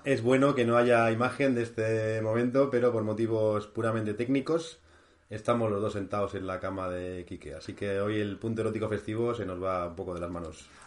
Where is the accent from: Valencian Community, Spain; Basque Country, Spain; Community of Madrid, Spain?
Basque Country, Spain; moved away; con mi tierra, con Euskadi